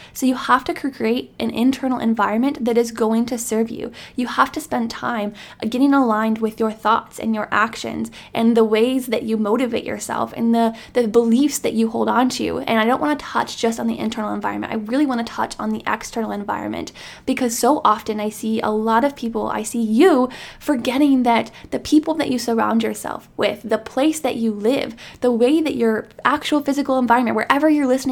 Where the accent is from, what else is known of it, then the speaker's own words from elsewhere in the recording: small town Iowa, United States; my hometown friends from small town Iowa